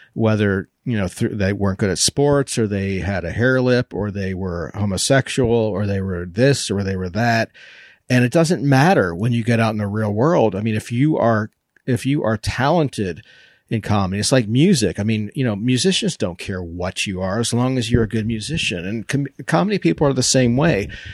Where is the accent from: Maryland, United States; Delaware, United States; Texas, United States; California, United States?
Maryland, United States; I grew up with this in Maryland.